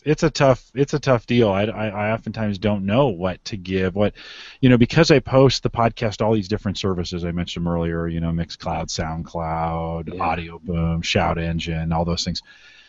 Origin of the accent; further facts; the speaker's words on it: Syracuse, New York, United States; He says I'm very Irish. I grew up in a town of Syracuse, New York.